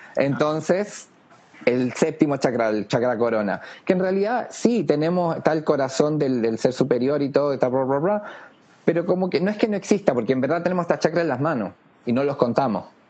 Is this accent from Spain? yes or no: no; Chile; nosotros los que nacimos en Chile, por algo elegimos nacer en Chile